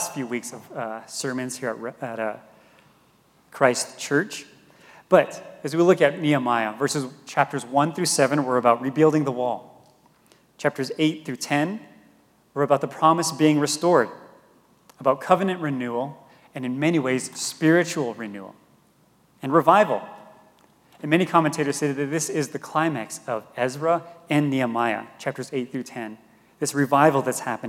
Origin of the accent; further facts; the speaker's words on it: Gallup, New Mexico, United States; moved away as an adult; also born or lived in Denver; now in Santa Fe, United States; from Gallup, and I grew up on the Navajo Reservation in Gallup.